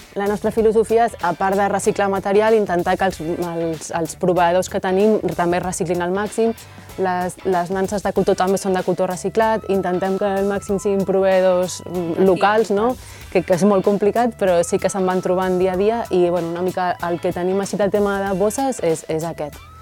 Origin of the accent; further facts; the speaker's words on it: Barcelona, Catalonia, Spain; moved away as an adult; also born or lived in Riudoms; now in Reus, Spain; som de Barcelona